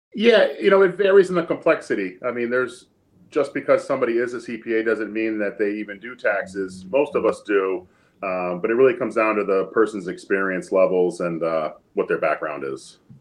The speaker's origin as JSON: {"language": "English", "town": "Easthampton", "region": "Massachusetts", "country": "United States", "tie": "born or raised there", "said": "I grew up in East Hampton and uh, live there right now with my wife"}